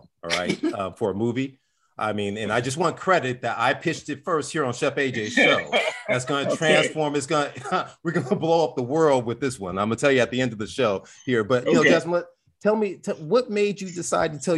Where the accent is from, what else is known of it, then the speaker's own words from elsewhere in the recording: Compton, California, United States; I grew up inside of South Central LA. I grew up in Compton